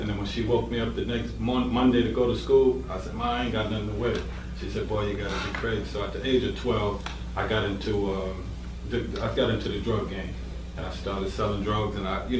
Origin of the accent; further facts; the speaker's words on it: Yonkers, New York, United States; Well, coming out of Yonkers, I would have to say Trey Harris